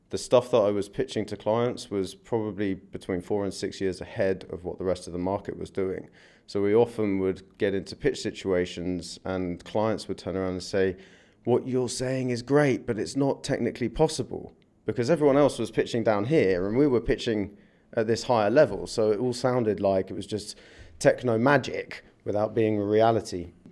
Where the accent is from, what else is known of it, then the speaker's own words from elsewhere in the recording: London, United Kingdom; moved away as an adult; I came from London nearly eight years ago.